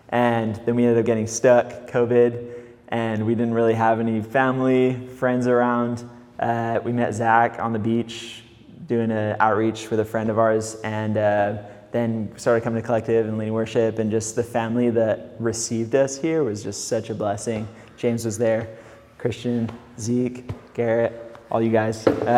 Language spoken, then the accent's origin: English; Mexico; accent: California; moved away as an adult; also born or lived in England; I'm originally from England. I kind of have a California accent. I don't know why. I moved to Mexico when I was 8 years old. I grew up there most of my childhood, up until I was about 19. I moved back to England